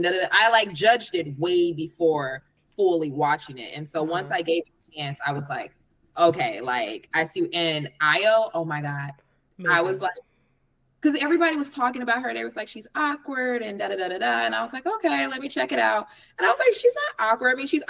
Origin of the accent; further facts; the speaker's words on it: Chicago, Illinois, United States; I'm very judgmental as a Chicagoan